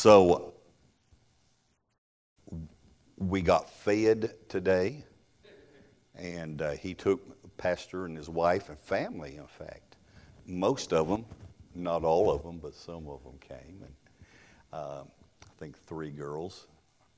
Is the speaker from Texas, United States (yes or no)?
yes; Texas, United States; I'm from the South. Could y'all tell? I'm from Texas.